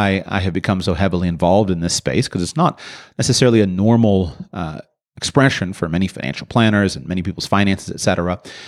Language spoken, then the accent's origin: English; United States; I was born and raised in the United States of America, and I had, I think, a fairly normal experience of doing that.